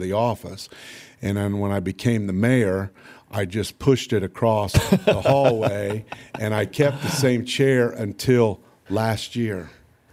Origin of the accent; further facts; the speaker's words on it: Lafayette, Indiana, United States; also born or lived in Houston, Texas; I saved enough money to basically come back, buy my first house and stuff here in Lafayette over off Greenbush Street on North 28th